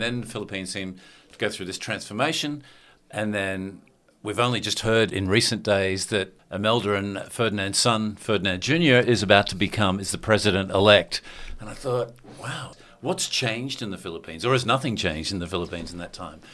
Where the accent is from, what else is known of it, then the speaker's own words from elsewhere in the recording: Australia; what we're used to as Australians